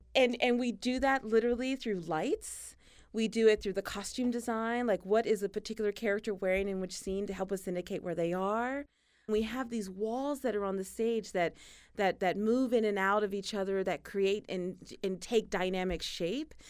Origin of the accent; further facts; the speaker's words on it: Tennessee Colony, Texas, United States; I grew up in East Texas, this tiny town. It's not even a town, really. There's more cows than people. It's called Tennessee Colony